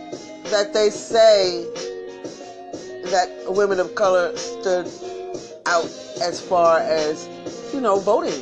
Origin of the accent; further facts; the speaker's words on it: New York City, New York, United States; I'm from Brooklyn too. We don't say our K's